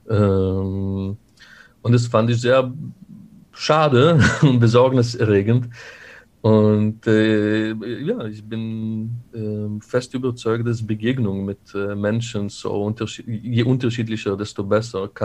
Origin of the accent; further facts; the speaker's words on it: Israel; now in Germany; Äh, ich bin in Israel aufgewachsen. Da sind bereits viele Konflikte die, äh, die mich eingeprägt haben.